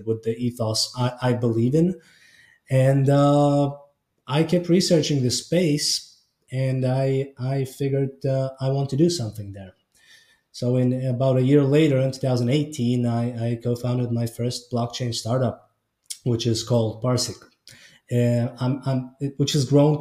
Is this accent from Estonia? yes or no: yes; Estonia; I was born and raised in Estonia, so northern Eastern Europe.